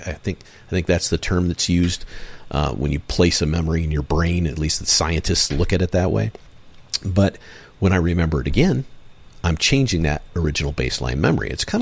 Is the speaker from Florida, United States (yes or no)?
no; Michigan, United States; I grew up in Michigan.